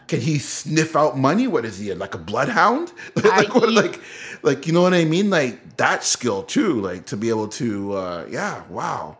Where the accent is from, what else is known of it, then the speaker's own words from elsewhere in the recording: Canada; this is a Canadian show, that we're Canadian